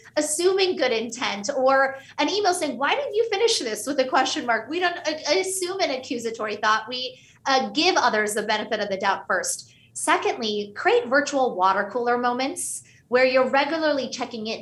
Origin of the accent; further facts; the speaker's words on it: Pittsburgh, Pennsylvania, United States; first language Hindi; English is a second language; My parents were Indian immigrants, and we grew up in Pittsburgh, Pennsylvania, which meant at home, we spoke Hindi.